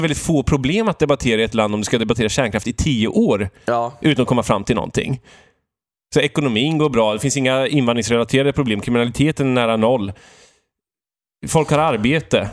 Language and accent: Swedish; Valdemarsvik, Östergötland, Sweden; moved away; jag beger mig till Valdemarsvik mm. i min hembygd Östergötland